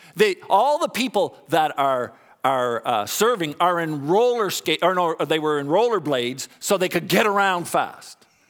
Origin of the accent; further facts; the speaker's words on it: Canada; also born or lived in Dallas, Texas; I'm Canadian